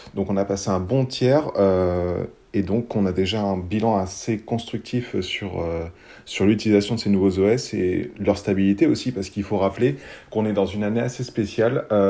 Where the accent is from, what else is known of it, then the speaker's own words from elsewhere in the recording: France; on est français